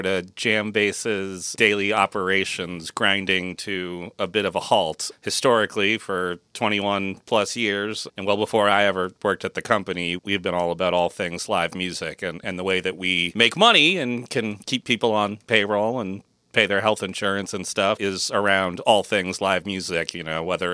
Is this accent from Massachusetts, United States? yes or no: yes; Massachusetts, United States; moved away as an adult; also born or lived in San Francisco Bay Area, California; I was also moving my family from the San Francisco Bay Area back to my hometown here in Massachusetts